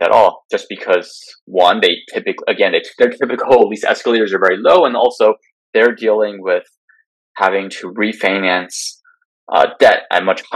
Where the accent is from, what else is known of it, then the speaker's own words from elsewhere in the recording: California, United States; my home state of California